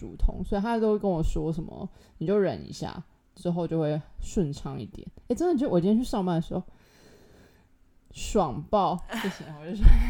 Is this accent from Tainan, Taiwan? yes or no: yes; Tainan, Taiwan; 反正我的年假就是我就回台南，因为我台南人嘛，我就回去。